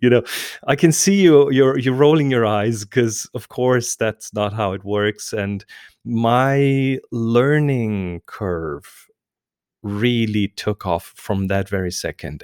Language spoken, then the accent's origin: English; Germany; English is a second language; I'm German